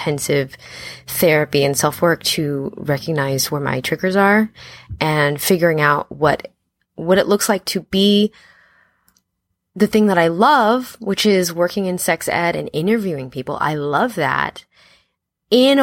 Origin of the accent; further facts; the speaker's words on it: Los Angeles, California, United States; I grew up in Los Angeles, born and raised